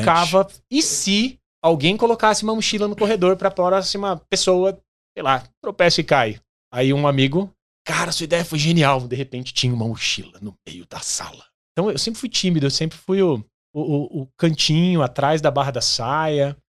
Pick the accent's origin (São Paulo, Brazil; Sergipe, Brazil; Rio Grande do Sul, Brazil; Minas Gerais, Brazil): São Paulo, Brazil; Santo André; Nasci em Santo André, no Hospital e Maternidade Brasil.